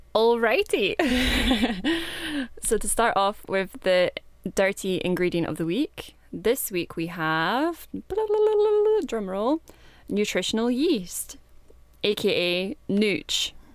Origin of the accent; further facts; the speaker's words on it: Kinross, Scotland, United Kingdom; I'm from Kinross, which is in Scotland